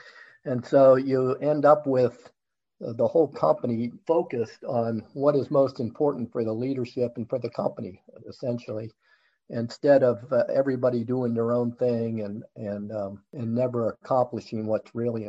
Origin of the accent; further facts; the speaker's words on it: Pittsburgh, Pennsylvania, United States; moved away as an adult; also born or lived in Rochester, New York / New Jersey; now in Charlotte, United States; I grew up in Pittsburgh in Mount Lebanon and went to school at Bucknell University, where I met Lynn, my wife. And then we moved to New Jersey and we were there a short time